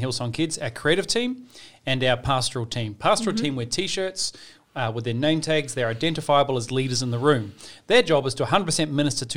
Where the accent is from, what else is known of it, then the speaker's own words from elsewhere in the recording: New Zealand; now in Sydney, Australia; I am a New Zealander